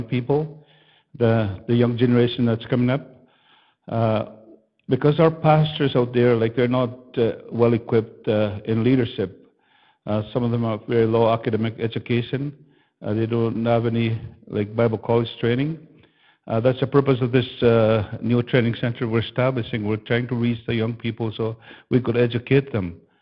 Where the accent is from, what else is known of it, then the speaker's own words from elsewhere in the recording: Fairford, Manitoba, Canada; I come from Fairford, Manitoba.